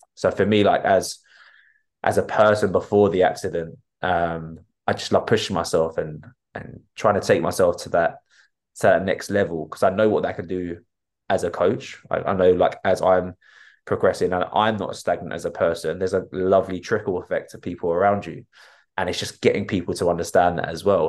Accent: Enfield, London, United Kingdom; I was brought up in Enfield and still live in Enfield

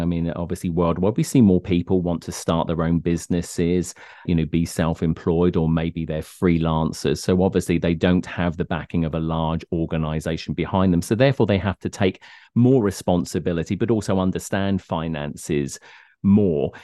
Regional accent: United Kingdom; moved away; I come from the United Kingdom

